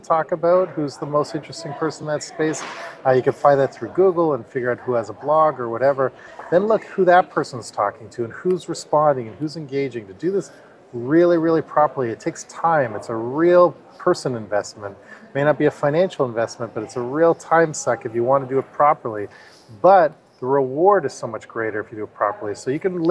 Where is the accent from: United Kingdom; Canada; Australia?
Canada; I'm from Canada